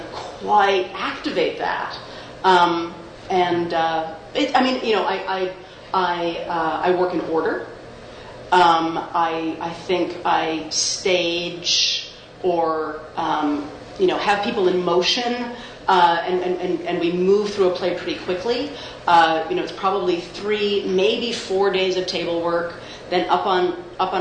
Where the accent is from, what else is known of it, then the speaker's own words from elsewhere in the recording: Canada; there's also part of me that is like a Canadian WASP